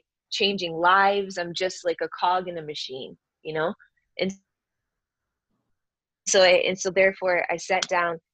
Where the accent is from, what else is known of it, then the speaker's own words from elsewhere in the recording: Michigan, United States; moved away as an adult; also born or lived in San Francisco, California; I grew up in Michigan and I moved out to the Bay Area right after college